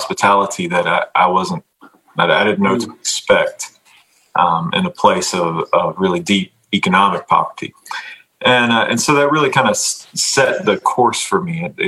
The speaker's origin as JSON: {"language": "English", "town": "Fuquay-Varina", "region": "North Carolina", "country": "United States", "tie": "born or raised there", "also_born_or_lived": "Charlotte, North Carolina / East St. Louis, Illinois", "said": "I grew up in North Carolina, right outside of Raleigh, in a little tobacco town called Fuquay Varina"}